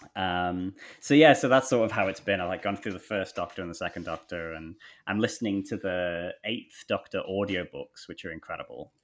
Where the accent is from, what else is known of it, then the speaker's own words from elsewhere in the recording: England, United Kingdom; moved away as an adult; also born or lived in Thailand; now in Australia; growing up in England